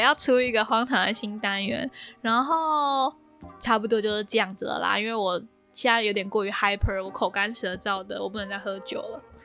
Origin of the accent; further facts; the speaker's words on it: Taoyuan, Taiwan; moved away as an adult; now in London, United Kingdom; 所以我们桃园区的不可以，没有投票的选择